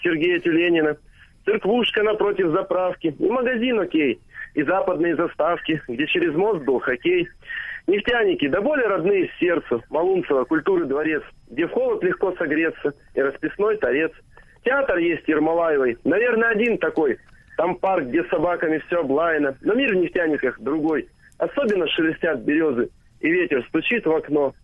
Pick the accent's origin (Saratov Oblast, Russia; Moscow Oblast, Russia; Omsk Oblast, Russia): Omsk Oblast, Russia; Omsk; born or raised there